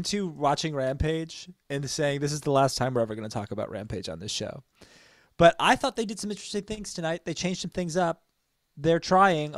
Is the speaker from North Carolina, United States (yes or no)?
no; Maplewood, New Jersey, United States; A local bike shop in my hometown of Maplewood, New Jersey.